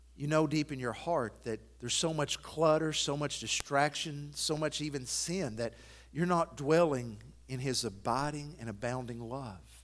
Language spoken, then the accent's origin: English; Athens, United States; moved away; my hometown of Athens